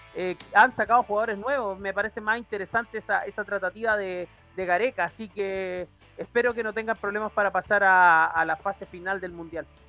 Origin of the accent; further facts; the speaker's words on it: Chile; como decimos acá en Chile